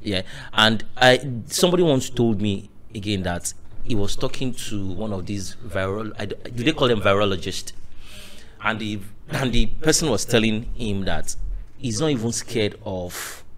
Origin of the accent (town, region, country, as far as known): Nigeria